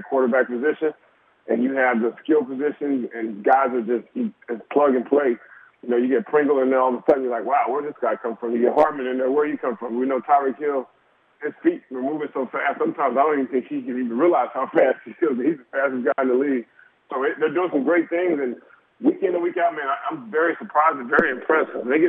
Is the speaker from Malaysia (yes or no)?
no; Germany; born there; My dad is a military man. 32 years, Vietnam veteran, Purple Heart, and I was born in Germany.